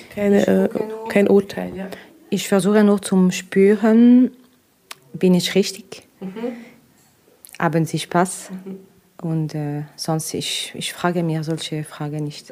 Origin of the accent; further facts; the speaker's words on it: Russia; German is a second language; now in Switzerland; ich komme aus Russland